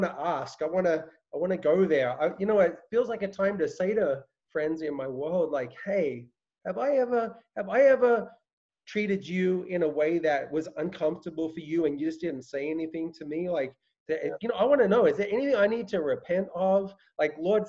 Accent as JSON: {"language": "English", "country": "Australia", "tie": "born or raised there", "moved": "yes", "said": "I grew up in Australia"}